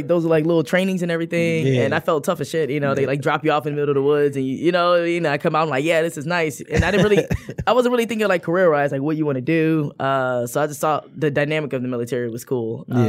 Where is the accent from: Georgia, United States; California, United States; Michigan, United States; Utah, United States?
Michigan, United States; Warren; So, well, I guess technically Centerline Warren area, but you know, the metro area.